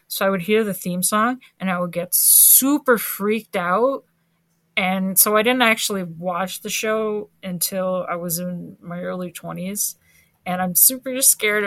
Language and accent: English; Canada; I'm Canadian